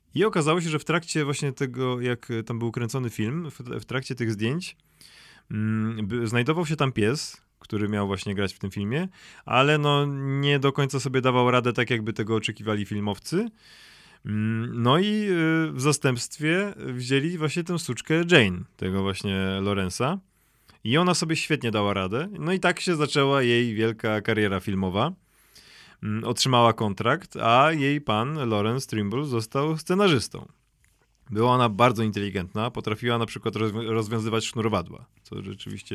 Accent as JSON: {"language": "Polish", "town": "Szczecin", "region": "West Pomeranian Voivodeship", "country": "Poland", "tie": "born or raised there", "accent": "Szczecin", "said": "miałem szczeciński akcent z faktu mojego rodowodu szczecińskiego"}